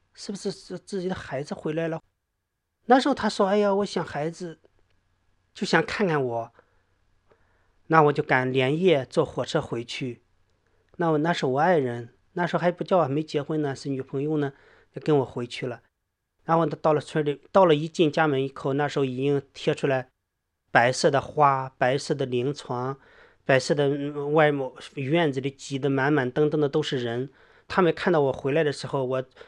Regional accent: southwestern Shandong, China; 我家是那个鲁西南的一个农村， 我们那个农村呢，村很少，普通的农业村呢

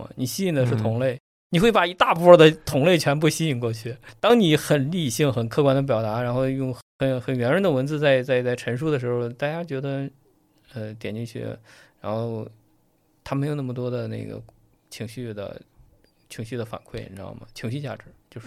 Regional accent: China; 还是我们中国人相对来说比较内敛

